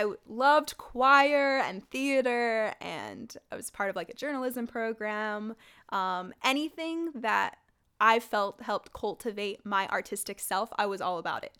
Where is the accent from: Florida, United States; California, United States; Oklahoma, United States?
California, United States; San Jose; they placed me back into my hometown of San Jose